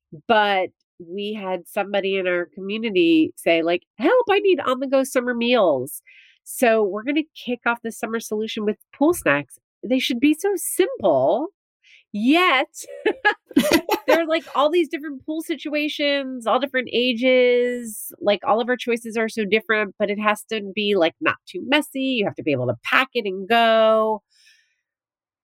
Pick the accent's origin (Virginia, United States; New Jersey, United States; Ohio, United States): New Jersey, United States; growing up in New Jersey, where I went to the beach all the time